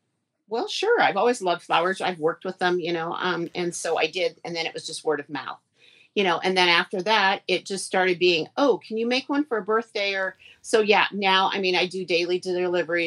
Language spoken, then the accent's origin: English; Tacoma, Washington, United States; I grew up in Tacoma, and I was in 4-H